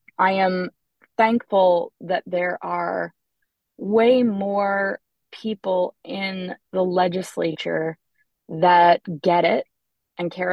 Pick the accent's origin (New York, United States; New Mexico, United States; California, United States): New York, United States; Trumansburg, near Ithaca; I grew up in Schumannsburg, actually, on a dirt road